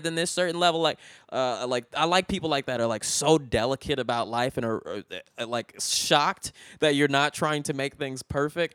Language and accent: English; Richmond, California, United States; moved away; where I'm from, Richmond is, like, it, when I was growing up, like, in, like, two thousand one, Richmond was, like, the eleventh most dangerous city in the country